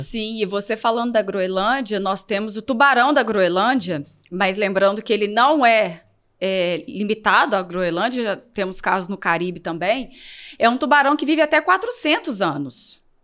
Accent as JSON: {"language": "Portuguese", "region": "Minas Gerais", "country": "Brazil", "moved": "as an adult", "lives_now": "Região dos Lagos, Brazil", "said": "eu sou de Minas."}